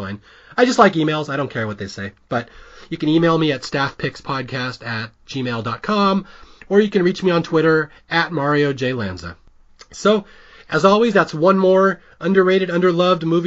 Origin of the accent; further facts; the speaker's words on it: Seattle, Washington, United States; I'm also from Seattle